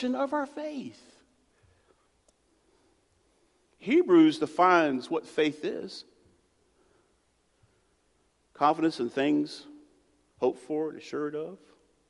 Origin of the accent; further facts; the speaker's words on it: United States; I'm American